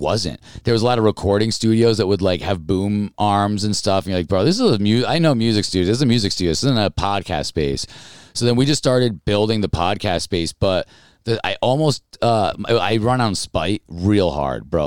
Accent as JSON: {"language": "English", "town": "Albany", "region": "New York", "country": "United States", "tie": "born or raised there", "said": "I grew up in Albany, New York"}